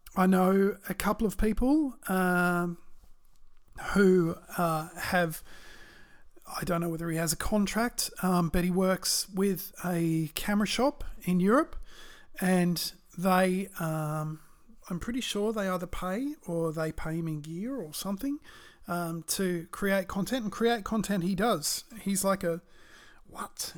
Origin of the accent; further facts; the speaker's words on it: Australia; I'm Australian